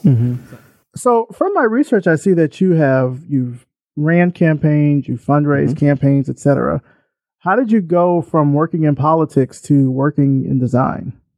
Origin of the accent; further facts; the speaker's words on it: Selma, Alabama, United States; I'm I'm from Selma